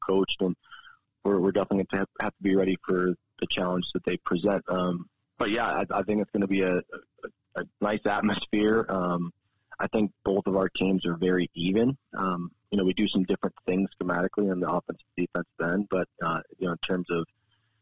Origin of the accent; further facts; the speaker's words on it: Rochester, New York, United States; moved away as an adult; also born or lived in Potsdam, New York / Harrisburg, Pennsylvania; now in Helena, United States; I'm from New York. So Rochester, New York is where I grew up